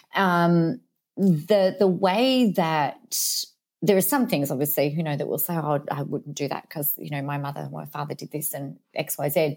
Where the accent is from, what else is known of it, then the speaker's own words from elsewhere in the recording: Adelaide, South Australia, Australia; now in Mildura, Australia; originally hailed from the big, bold city of Adelaide in Australia